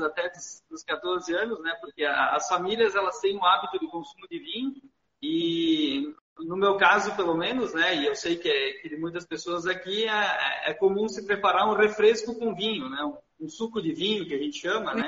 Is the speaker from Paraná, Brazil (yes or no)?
no; Garibaldi, Rio Grande do Sul, Brazil; eu sou natural aqui de Garibaldi, né? Nasci, me criei ah, aqui na, na cidade mesmo